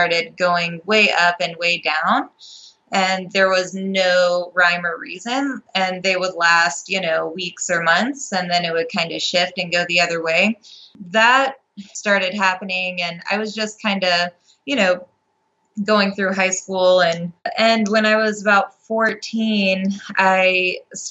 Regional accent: Appalachian Mountains, Virginia, United States; I grew up in Virginia in the United States. It's in the Appalachian Mountains

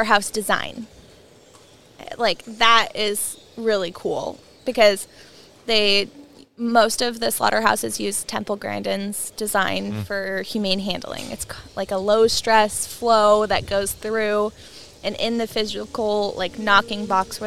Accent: hometown 2 hours south of Whatcom County, Washington, United States; moved away as an adult; also born or lived in Pullman, Washington; now in Whatcom County, United States; I moved from my hometown 2 hours north to Whatcom County

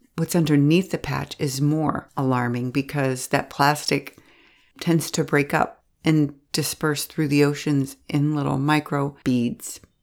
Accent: Pittsburgh, Pennsylvania, United States; I'm from Pittsburgh

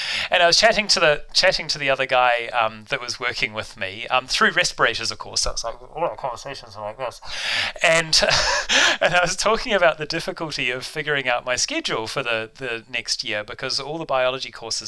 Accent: Auckland, New Zealand; now in Canada; I grew up in the North Shore of Auckland

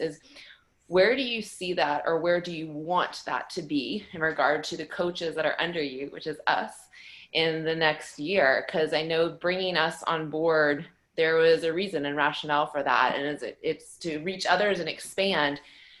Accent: South Carolina, United States; now in Ottawa, Canada; I'm actually from South Carolina, but I am located in Ottawa, Ontario, Canada.

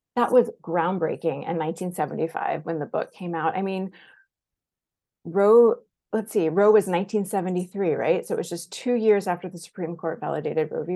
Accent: Jacksonville, Florida, United States; I grew up in Jacksonville, Florida, in Duval County

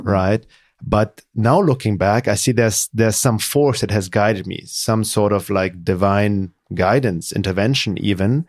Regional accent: Germany; growing up in Germany, being very lonely in high school

